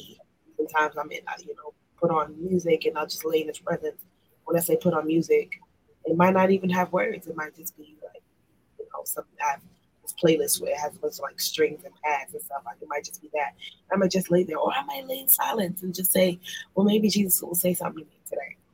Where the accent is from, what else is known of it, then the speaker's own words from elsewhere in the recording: New York City, New York, United States; I was born and raised in Brooklyn, New York